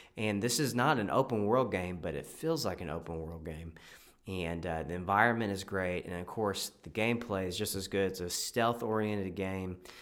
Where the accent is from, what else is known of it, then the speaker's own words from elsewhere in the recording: Texas, United States; I'm from Texas